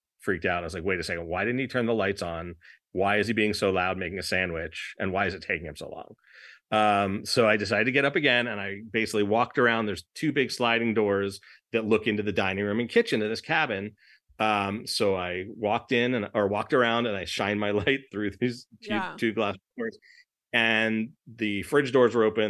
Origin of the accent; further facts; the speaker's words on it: Los Angeles, California, United States; I'm from Los Angeles